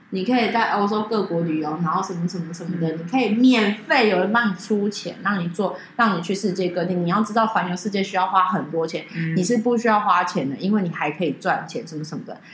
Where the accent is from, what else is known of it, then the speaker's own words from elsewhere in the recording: Taiwan; 我们是台湾人